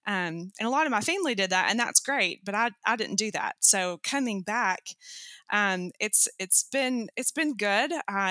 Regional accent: Knoxville, Tennessee, United States; I am currently back in my hometown of Knoxville, Tennessee.

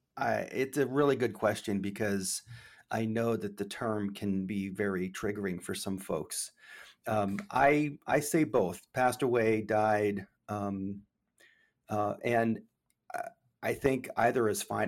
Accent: Maine, United States; moved away as an adult; also born or lived in Memphis, Tennessee; I grew up in Maine

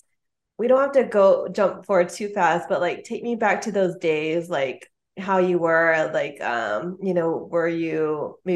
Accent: West Torrance, California, United States; I'm from West Torrens

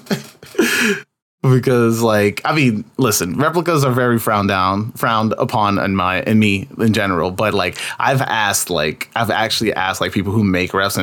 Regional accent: New York, United States; I'm from New York

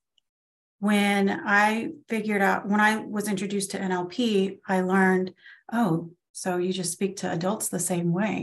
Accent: Florida, United States; We live in Florida, where we just moved from my hometown to a town about an hour away

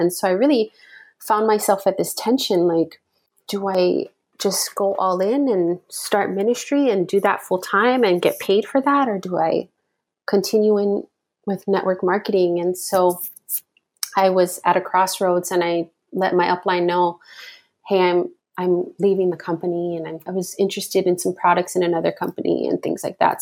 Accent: Hawaii, United States; I'm born and raised in Hawaii

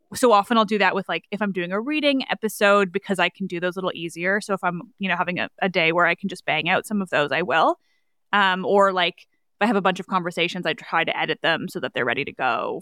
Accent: Canada; I am Canadian

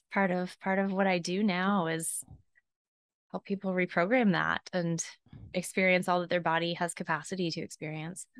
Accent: Southeast, United States; I was raised in the Southeast

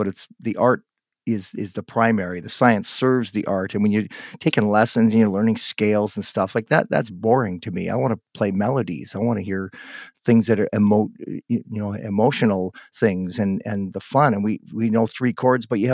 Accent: Guelph, Ontario, Canada; now in West Coast, Canada; I was born in Guelph. I ended up in the West Coast here

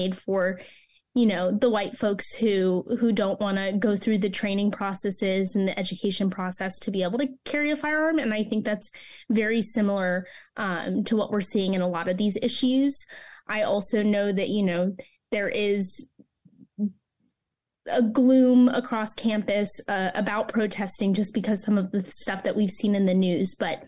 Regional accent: Orlando, Florida, United States; Yes, I'm from Orlando originally.

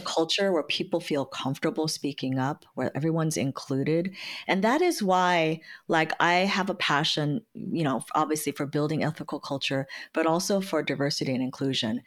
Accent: San Francisco, California, United States; I was born and raised in San Francisco

